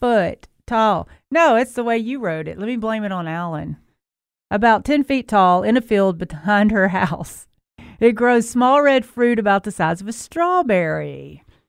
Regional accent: Memphis, Tennessee, United States; moved away; I'm from Memphis, but I was gone for a while

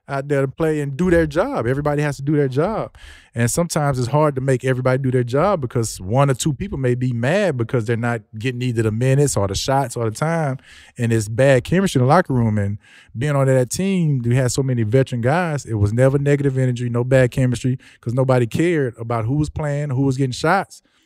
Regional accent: Houston, Texas, United States; also born or lived in Louisiana; me growing up in the Houston area, especially being from here

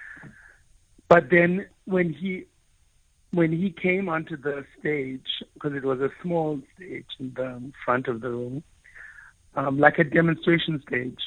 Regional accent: South Africa; first language Afrikaans; English is a second language; growing up in a community that was predominantly Afrikaans-speaking, Afrikaans is my mother tongue

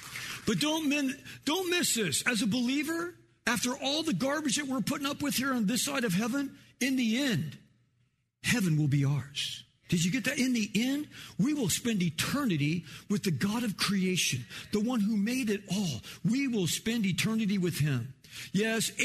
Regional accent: Los Angeles, California, United States; also born or lived in Kansas; we moved to California, you know, when I was 4 years old. We moved to North Hollywood

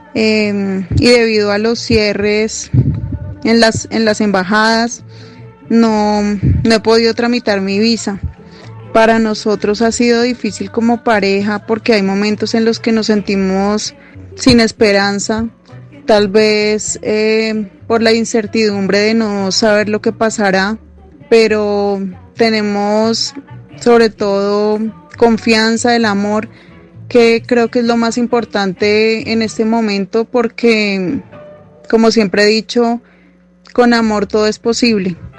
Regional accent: Colombia; soy colombiana y mi esposo es de Suiza

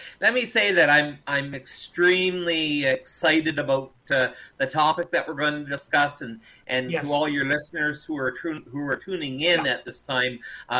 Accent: St. Catharines, Ontario, Canada; In St. Catharines, yeah, is my hometown.

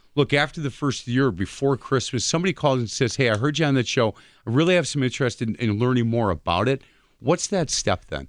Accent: Milwaukee, Wisconsin, United States; I grew up on East Side of Milwaukee

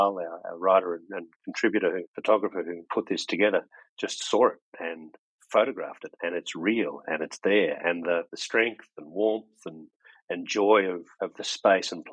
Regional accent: Penola, South Australia, Australia; moved away as an adult; also born or lived in Orange, New South Wales; from my hometown of Panola in the southeast of South Australia

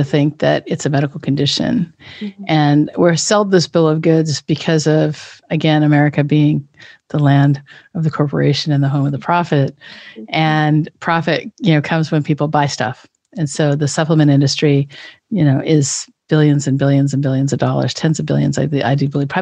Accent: Richland, Washington, United States; moved away; I grew up in Richland, Washington

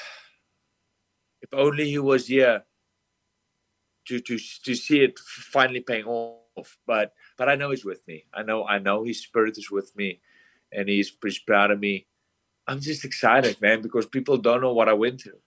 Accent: South Africa; moved away as an adult; now in United States; I'm from South Africa, a small town. I came over to America with no family, no friends, no one.

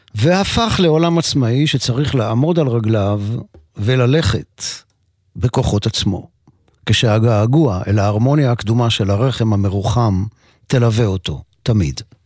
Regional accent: Mekor Baruch, Jerusalem District, Israel; בקומה השנייה של הבית בו נולדתי בשכונת מקור ברוך. אני בן חמש עשרה

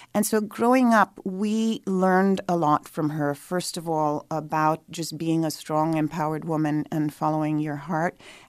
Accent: New Delhi, Delhi, India; born there; I was born in New Delhi, India, to Indian parents who both worked for the United Nations in New York primarily.

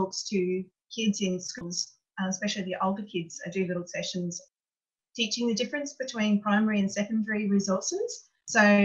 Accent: Brisbane, Queensland, Australia; moved away as an adult; also born or lived in New South Wales; I grew up in Brisbane

